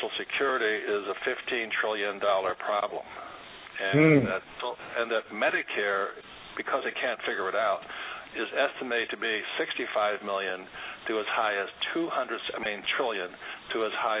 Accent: United States; I'm Japanese American

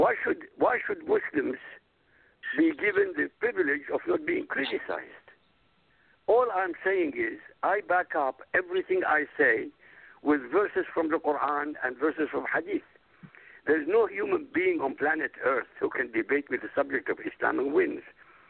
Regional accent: Baghdad, Baghdad Governorate, Iraq; first language Arabic; English is a second language; moved away; My language is Arabic. I come from Iraq. I was born in Baghdad. So nobody could say, ah, … doesn't speak Arabic. No, I speak Arabic. It's my mother tongue.

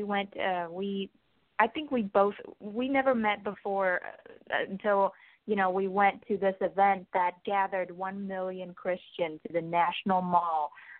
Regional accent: Vietnam; moved away as an adult; now in United States; I'm from Vietnam and I've been here for only 2 years.

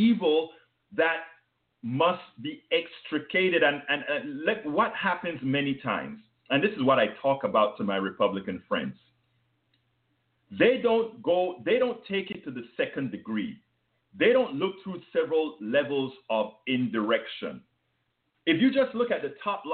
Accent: Panama; accent: foreign; now in United States; When I came to the States from Panama

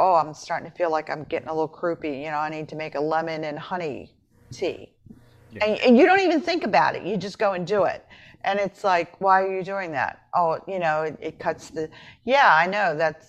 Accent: Appalachia, United States; I'm from Appalachia. They do so many things, and you just sit there and go, oh, my God, you guys are all witches.

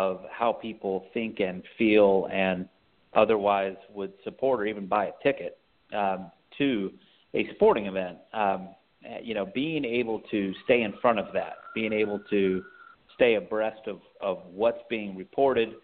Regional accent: Texas, United States; now in San Francisco Bay Area, United States; I'm originally from the Lone Star State

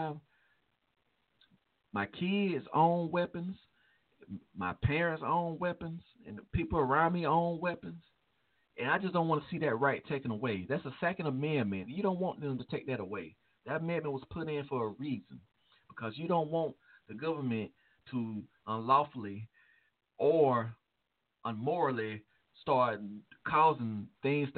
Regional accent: Chicago, Illinois, United States; my hometown, Chicago

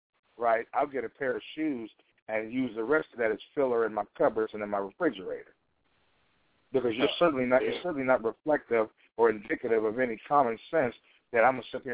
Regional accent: Chicago, Illinois, United States; I'm from Chicago.

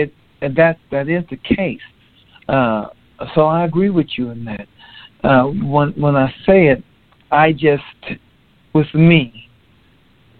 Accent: Los Angeles, California, United States; now in Texas, United States; I'm currently in Texas, but I was born and raised in California, Los Angeles

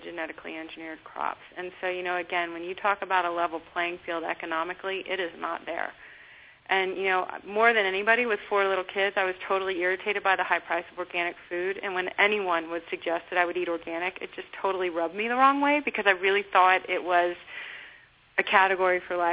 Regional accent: Texas, United States; I grew up in Texas

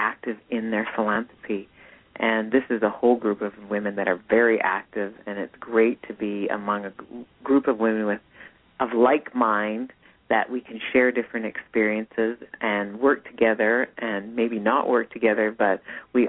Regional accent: Calgary, Alberta, Canada; I was born and raised in Calgary, Alberta

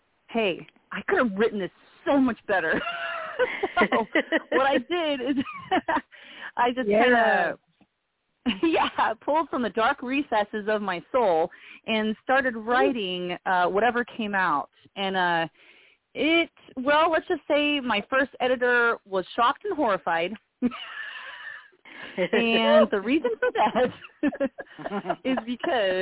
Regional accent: California, United States; moved away as an adult; also born or lived in Missouri; I had actually been born and raised in California

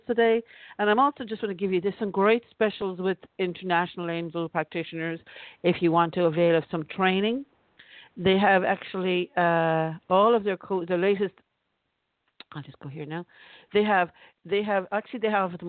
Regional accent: Ireland; I'm from Ireland

